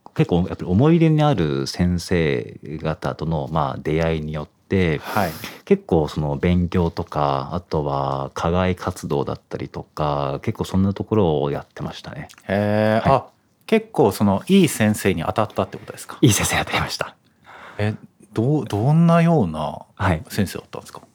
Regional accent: Iwate, Japan; born or raised there

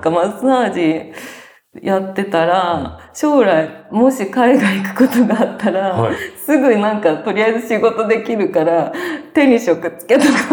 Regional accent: Kawagoe, Saitama, Japan; 埼玉県です。あ、埼玉。川越というところです

